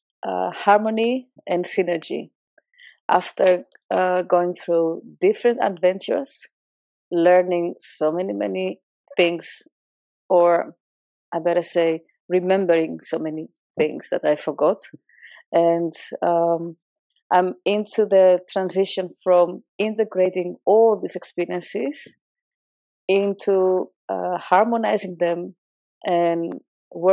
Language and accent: English; northern Greece, Greece; moved away as an adult; also born or lived in Utrecht, Netherlands; now in Netherlands; When I was 3 months baby, I've been brought to my grandparents in a village in the northern part of Greece. And I lived there together with my brother. When I was five, I got reunited with my parents, and at the age of seven, we moved to a city close by to the village. And I stayed there